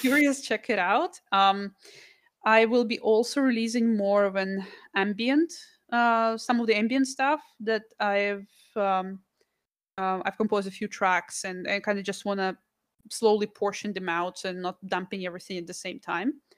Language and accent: English; Russia; moved away; I'm from Russia, I was born there.